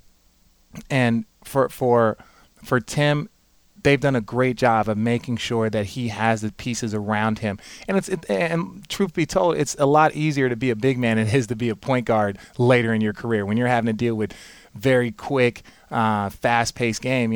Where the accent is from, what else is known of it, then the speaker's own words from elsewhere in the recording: Phoenix, Arizona, United States; I grew up in Phoenix, Arizona